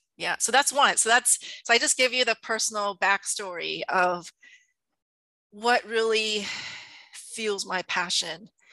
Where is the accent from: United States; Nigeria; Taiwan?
Taiwan; moved away; I'm from Taiwan originally